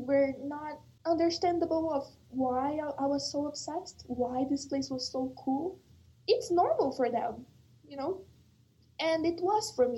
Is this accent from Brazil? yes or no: yes; Rondônia, Brazil; now in United States; I'm like, Brazil, but like not Rio, not São Paulo, the Northwest, the rainforest